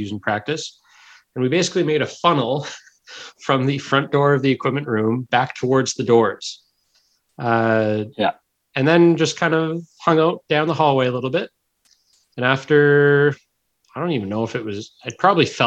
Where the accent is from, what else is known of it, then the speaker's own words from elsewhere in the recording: Sackville, New Brunswick, Canada; I grew up in Sackville, New Brunswick